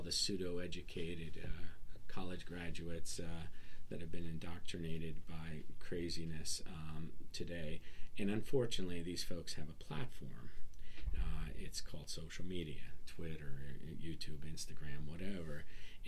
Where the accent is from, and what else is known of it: Warren, Ohio, United States; born or raised there; English is a second language; also born or lived in northern Serbia, Yugoslavia